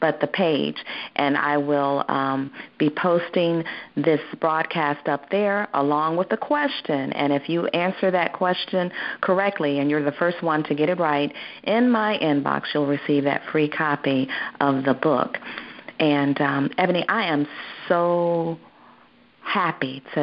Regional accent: Ohio, United States; we're both from Ohio. We are both from Ohio.

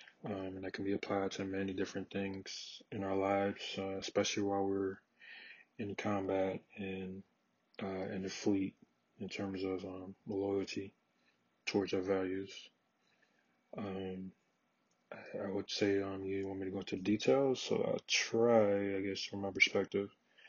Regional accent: Georgia, United States; moved away as an adult; also born or lived in Charlotte, North Carolina / Atlanta, Georgia; I'm born and raised in Georgia, United States. I lived there until I was 18.

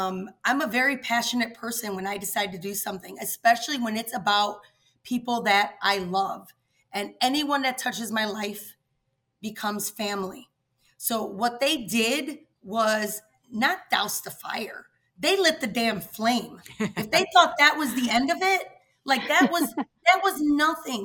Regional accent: Chicago, Illinois, United States; I grew up in the West Humboldt Park neighborhood of Chicago

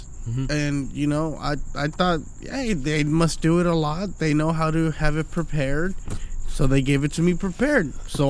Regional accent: Pomona, California, United States; first language Spanish; English is a second language; also born or lived in East Los Angeles, California; I'm from East LA. I was born in East LA, moved here when I was like 5.

